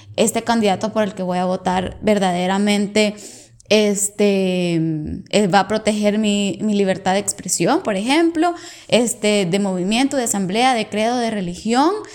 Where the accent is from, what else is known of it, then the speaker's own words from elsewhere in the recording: El Salvador; now in Canada; yo soy del Salvador